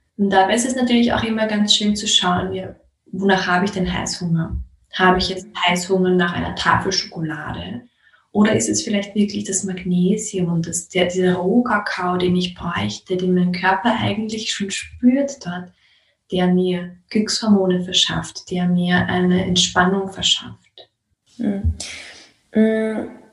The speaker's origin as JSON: {"language": "German", "country": "Austria", "said": "bei uns in Österreich"}